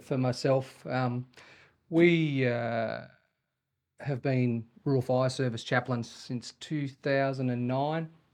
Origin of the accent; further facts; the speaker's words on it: Sydney, New South Wales, Australia; moved away as an adult; now in Wagga Wagga, Australia; when we moved to Wagga from Sydney when I was twenty-one